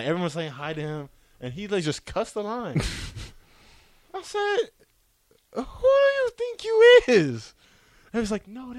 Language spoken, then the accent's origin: English; Chandler, Arizona, United States; I'm from Phoenix, too. He's like, what part? And I was like, yeah, I'm from Chandler.